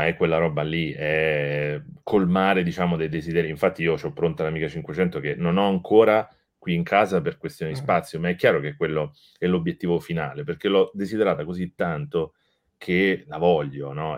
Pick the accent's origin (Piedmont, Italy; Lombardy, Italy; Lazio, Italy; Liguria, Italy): Lazio, Italy; Rome; sono di Roma